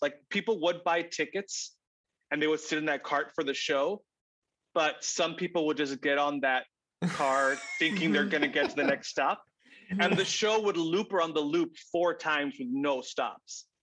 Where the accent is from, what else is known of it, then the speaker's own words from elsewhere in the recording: Texas, United States; moved away as an adult; also born or lived in Arizona / Chicago; I grew up in Texas, uh, went to school in Arizona, and then right after college, moved to Chicago